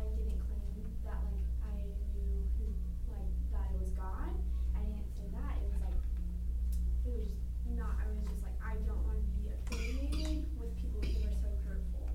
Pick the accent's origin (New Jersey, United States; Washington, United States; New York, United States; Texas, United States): Washington, United States; moved away; I'm from Washington